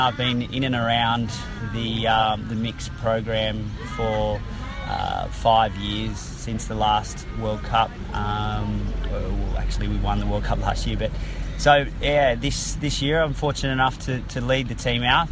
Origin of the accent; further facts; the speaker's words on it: Sydney, New South Wales, Australia; I'm from Sydney